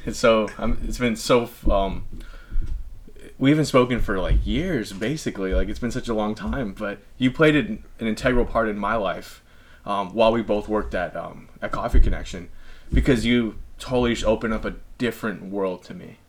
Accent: El Segundo, California, United States; growing up in El Segundo in the South Bay

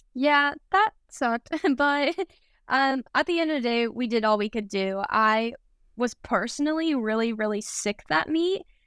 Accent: Kansas, United States; moved away; more kind of in the Midwest since I'm from Kansas

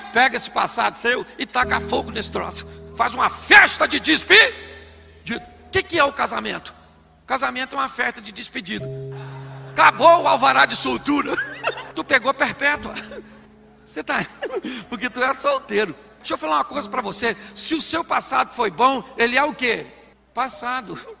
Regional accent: Rio de Janeiro, Brazil; eu sou carioca e flamenguista

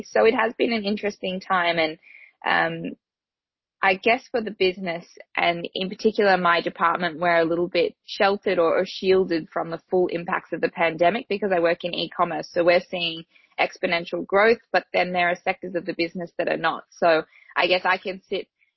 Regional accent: Australia

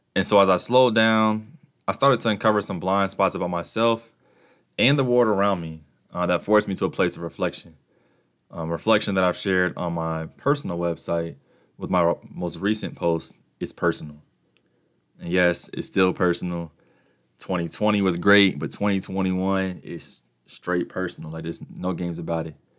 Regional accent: United States; my privilege as an American, uh, citizen

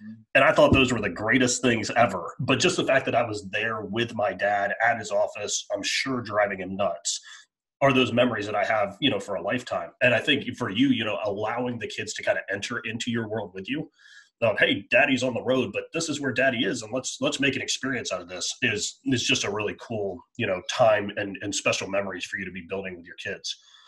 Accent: Northeast, United States; I'm from the Northeast or Mid-Atlantic, you know, we all played three sports.

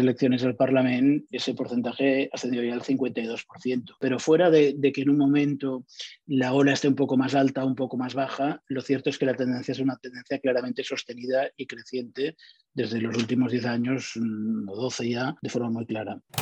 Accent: Catalonia, Spain

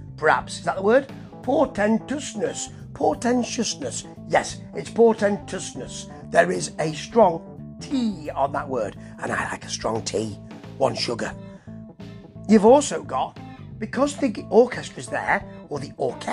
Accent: England, United Kingdom; I am an Englishman.

